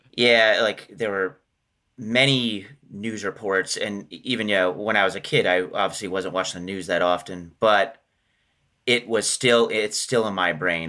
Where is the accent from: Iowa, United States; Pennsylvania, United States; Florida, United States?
Pennsylvania, United States; Johnstown; moved away; I'm originally from Johnstown, Pennsylvania